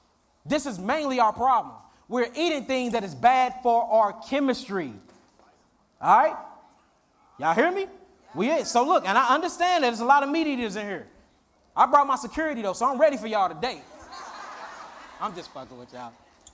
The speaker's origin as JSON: {"language": "English", "town": "Philadelphia", "region": "Pennsylvania", "country": "United States", "said": "And mind you, we came from Philly to here."}